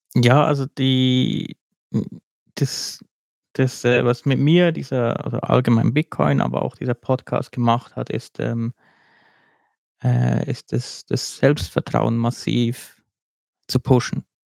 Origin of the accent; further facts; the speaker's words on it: Switzerland; bei uns in der Schweiz